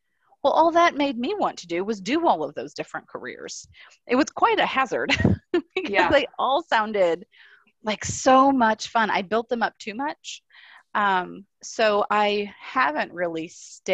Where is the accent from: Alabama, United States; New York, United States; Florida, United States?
Florida, United States; South; I grew up in South Florida